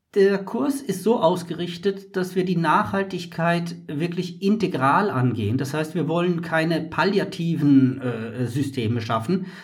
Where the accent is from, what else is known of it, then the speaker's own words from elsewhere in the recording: Mexico; Als Mexikaner